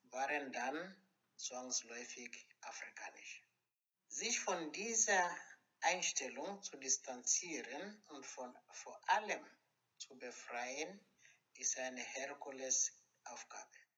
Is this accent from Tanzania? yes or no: yes; foot of Kilimanjaro, Tanzania; Als Kolonialkind, aufgewachsen am Fuß des Kilimanjaro